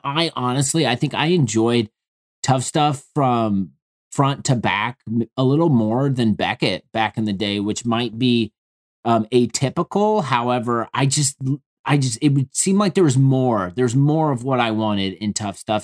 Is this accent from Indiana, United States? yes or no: yes; Indianapolis, Indiana, United States; I'm from Indianapolis